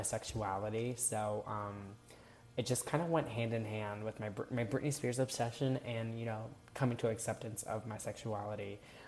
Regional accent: Orlando, Florida, United States; I, for the most part, grew up in Florida. So where you are now, I grew up in Orlando, Florida

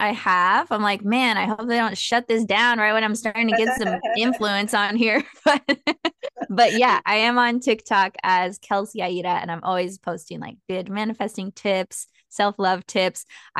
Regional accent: San Diego, California, United States; also born or lived in San Marcos, California / Mexico (family ancestry); I'm from San Diego, so Southern California.

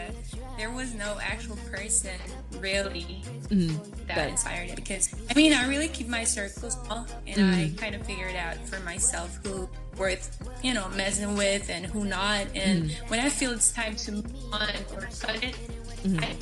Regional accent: Austria; I'm from Austria. I'm 25 years old and yeah, I grew up here. I'm not Austrian, but I grew up here.

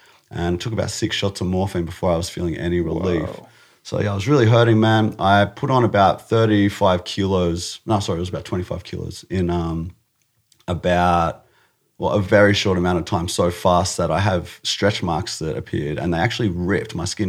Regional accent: Australia; It was cool. Yeah, it was good. I did a lot of skateboarding, and I did a lot of karate.

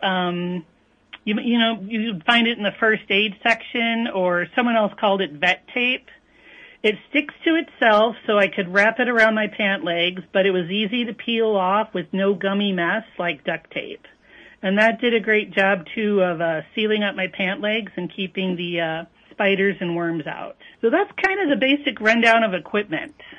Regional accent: northern Illinois, United States; moved away as an adult; also born or lived in Wisconsin; now in Minnesota, United States; I grew up in northern Illinois, so I am a transplant

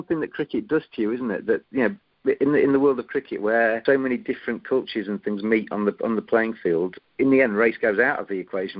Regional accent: Lincolnshire, East Midlands, United Kingdom; moved away; I'm a very much a white middle class person, really, and that's my background. And I come from Lincolnshire originally, where it is predominantly white, and I grew up in a school which was predominantly white.

